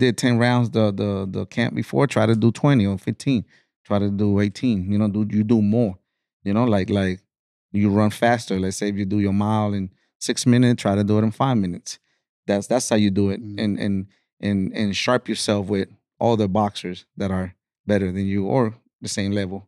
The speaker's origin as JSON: {"language": "English", "region": "Florida", "country": "United States", "said": "My style is, we're from Florida. Man, we got that rowdy, you know, that style"}